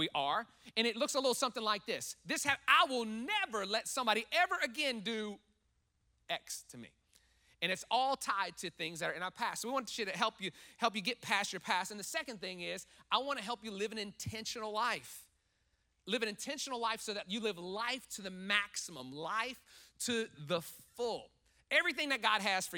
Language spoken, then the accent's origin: English; New Orleans, Louisiana, United States; moved away; I'm from New Orleans, from Louisiana area, and that's parishes. We call counties here